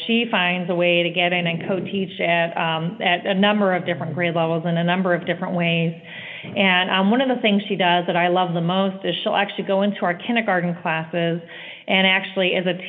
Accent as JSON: {"language": "English", "region": "California", "country": "United States", "said": "She came from Washington, the state of Washington, and I came from California"}